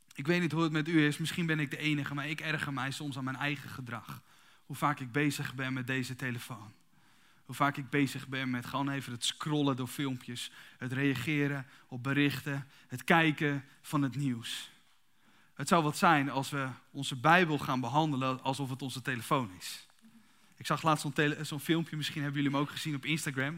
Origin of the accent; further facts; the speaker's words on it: Kuinre, Overijssel, Netherlands; also born or lived in Emmeloord; Ik ben, ik ben dus geboren in Emmerloort, opgegroeid in Kuinderen.